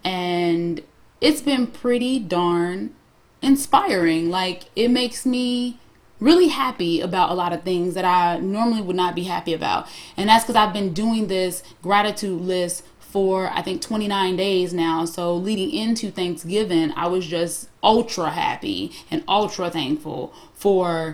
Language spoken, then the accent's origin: English; Harvey, Illinois, United States; I'm from the hood. I'm from Harvey, Illinois